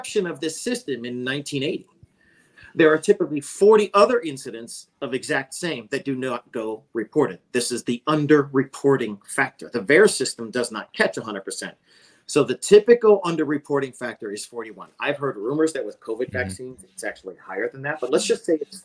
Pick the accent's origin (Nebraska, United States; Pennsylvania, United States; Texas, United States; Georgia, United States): Pennsylvania, United States; I grew up on Pennsylvania on a farm